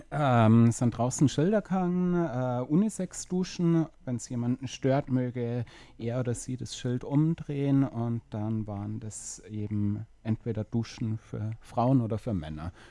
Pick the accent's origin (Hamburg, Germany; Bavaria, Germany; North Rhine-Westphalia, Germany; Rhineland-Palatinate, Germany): Bavaria, Germany; Munich; moved away; ich komme aus München